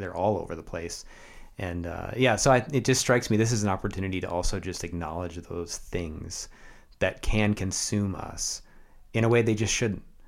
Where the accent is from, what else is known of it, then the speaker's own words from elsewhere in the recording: United States; also born or lived in Canada; And now I am an American